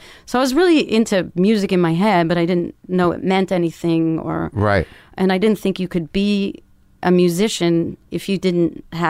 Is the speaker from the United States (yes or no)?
no; Canada; My dad and my brother made me play hockey because I'm Canadian.